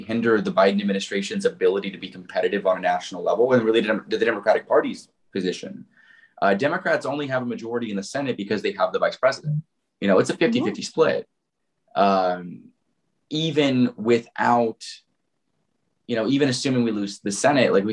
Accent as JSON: {"language": "English", "region": "Indiana", "country": "United States", "tie": "born or raised there", "said": "my home state of Indiana"}